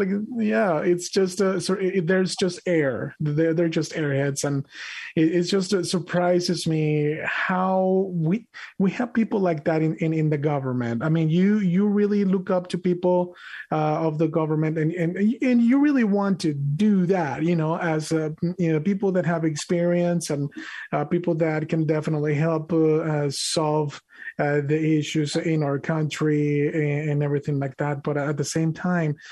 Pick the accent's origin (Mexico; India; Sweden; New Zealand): Mexico; moved away; I was born and raised in Mexico